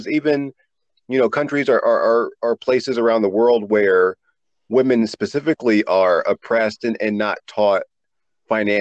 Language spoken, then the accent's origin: English; the South, United States; also born or lived in East Coast; growing up in the South, like I did